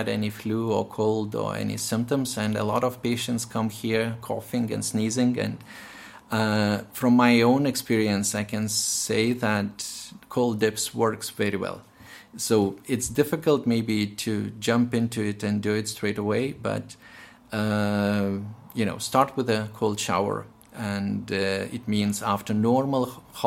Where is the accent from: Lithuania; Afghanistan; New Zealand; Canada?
Lithuania; moved away as an adult; now in Northern Ireland, United Kingdom; I'm from Lithuania and I had quite a lot of Russian influence during my medical training